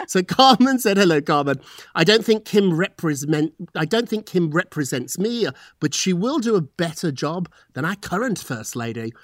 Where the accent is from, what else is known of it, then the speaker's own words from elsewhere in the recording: United Kingdom; moved away as an adult; now in United States; I'm British